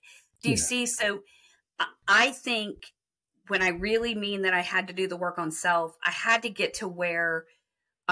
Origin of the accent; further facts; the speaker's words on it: Texas, United States; So I'm from Texas